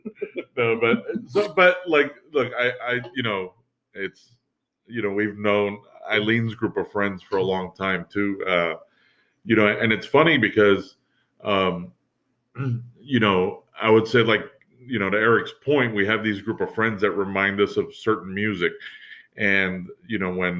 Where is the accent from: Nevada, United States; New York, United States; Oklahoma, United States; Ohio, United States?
New York, United States; as a New Yorker